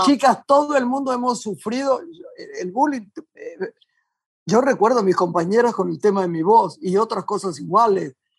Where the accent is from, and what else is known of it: Argentina